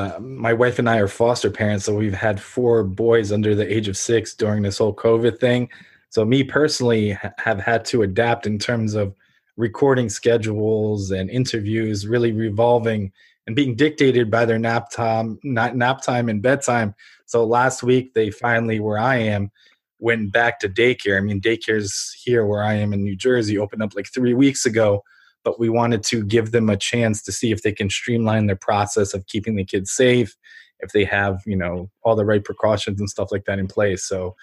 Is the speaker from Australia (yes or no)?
no; Ukraine; now in United States; I'm a first generation immigrant from Ukraine.